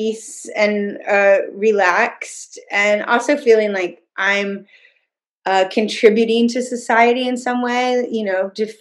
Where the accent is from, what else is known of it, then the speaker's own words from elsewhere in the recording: Atlanta, Georgia, United States; I went to Peachtree Presbyterian in Atlanta, you know, all through growing up through, you know, I went to preschool there